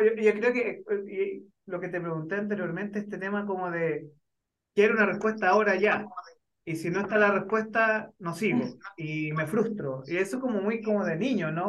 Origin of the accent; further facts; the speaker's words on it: Chile; siendo chileno